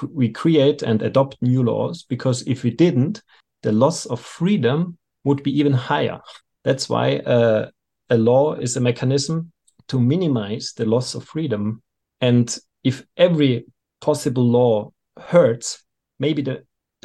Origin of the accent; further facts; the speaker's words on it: Austria; I'm from Austria